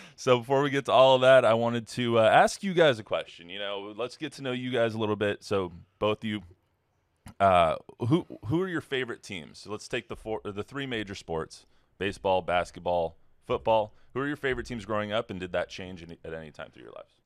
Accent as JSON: {"language": "English", "region": "Southern California", "country": "United States", "moved": "yes", "said": "I'm from Southern California"}